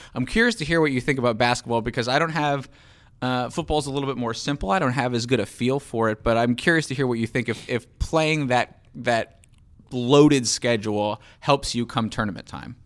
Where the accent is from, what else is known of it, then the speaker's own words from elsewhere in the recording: Charlotte, North Carolina, United States; moved away; I grew up in Charlotte, North Carolina.